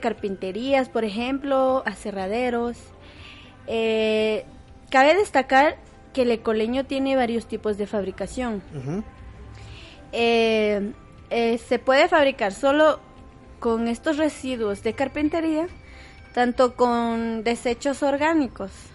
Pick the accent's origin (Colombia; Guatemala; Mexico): Guatemala; nuestro país